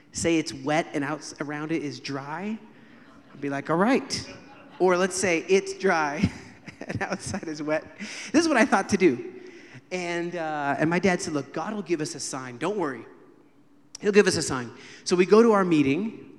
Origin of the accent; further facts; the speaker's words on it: United States; now in Galilee, Israel; call myself … because I live in the Galilee, but I wasn't always in the Galilee. Actually, I was born in the United States.